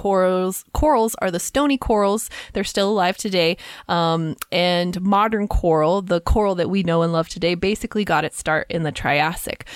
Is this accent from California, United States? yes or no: no; Kansas, United States; I grew up with them in Kansas